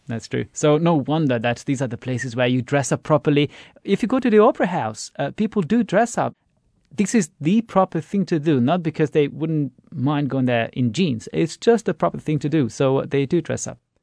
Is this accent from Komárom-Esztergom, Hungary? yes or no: yes; Esztergom, Komárom-Esztergom, Hungary; also born or lived in Budapest; there's a town called Estergom over there. That's my hometown.